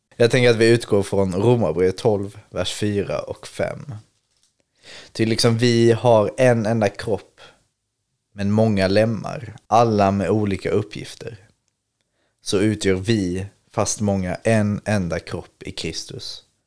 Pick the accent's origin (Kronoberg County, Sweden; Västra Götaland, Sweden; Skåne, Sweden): Skåne, Sweden; Ängelholm; moved away; i Ängelholm där jag är ifrån